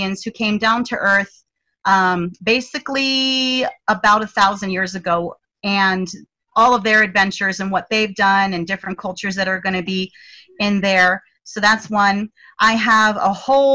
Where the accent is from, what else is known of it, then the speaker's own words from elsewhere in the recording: United States; as an American